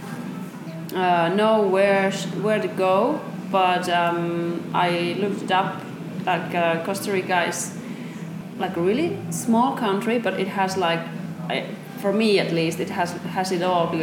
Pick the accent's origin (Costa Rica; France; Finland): Finland; from Finland